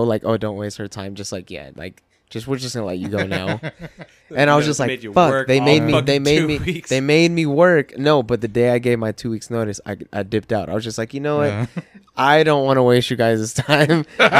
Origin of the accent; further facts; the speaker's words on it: Reno, Nevada, United States; moved away as an adult; also born or lived in Subic Bay, Philippines / Japan; now in Los Angeles, United States; But I was raised in Reno. This is home. I was actually born in Subic Bay in the Philippines. My dad was in the Navy.